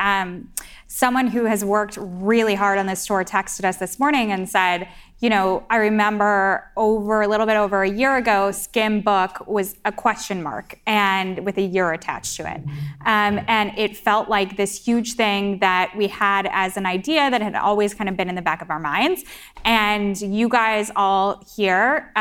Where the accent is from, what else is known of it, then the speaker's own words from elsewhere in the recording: Chicago, Illinois, United States; now in New York, United States; I grew up in Chicago